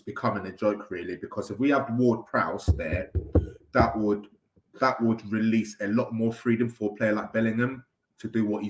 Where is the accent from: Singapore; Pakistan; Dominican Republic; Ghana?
Ghana; now in England; I'm from Ghana as well.